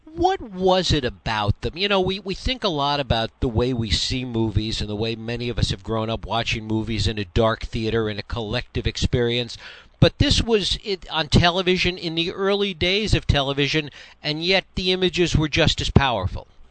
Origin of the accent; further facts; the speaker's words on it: New York, United States; someone that grew up in New York